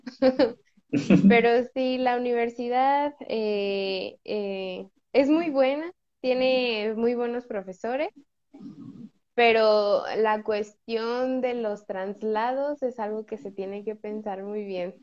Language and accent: Spanish; State of Mexico, Mexico; soy del Estado de México